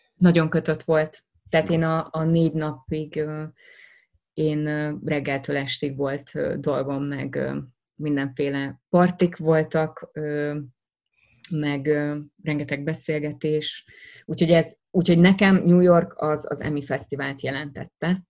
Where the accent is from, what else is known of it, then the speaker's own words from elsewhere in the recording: Hungary; first language Hungarian; nekem magyar az anyanyelvem